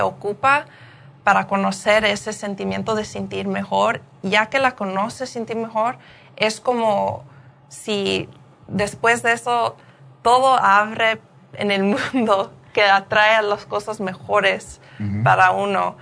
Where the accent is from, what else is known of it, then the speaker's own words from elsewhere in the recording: Paramount, California, United States; also born or lived in Downey, California / Los Angeles; nací en Paramount y también creí un poco en Paramount